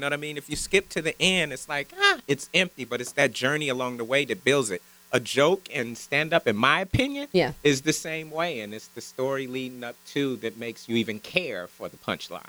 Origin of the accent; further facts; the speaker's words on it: Bakersfield, California, United States; I'm from Bakersfield, California, a little small country town.